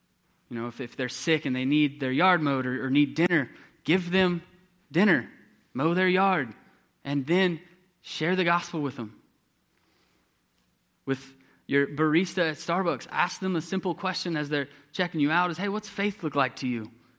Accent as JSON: {"language": "English", "region": "Texas", "country": "United States", "tie": "born or raised there", "said": "when I was growing up, I grew up in East Texas"}